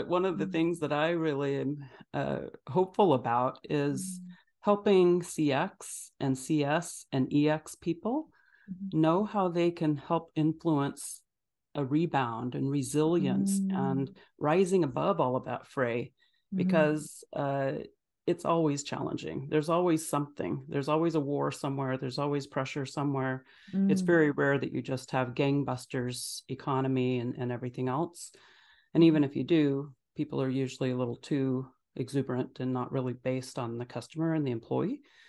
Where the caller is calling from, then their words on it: Phoenix, Arizona, United States; I'm in Phoenix, Arizona